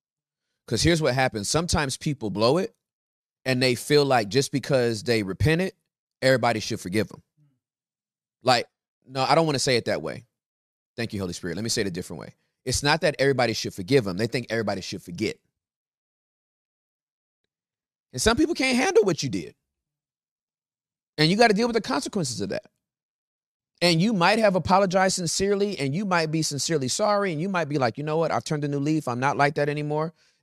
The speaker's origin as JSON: {"language": "English", "country": "Russia", "accent": "Russian", "second_language": "English", "said": "I'm so sorry for my Russian accent."}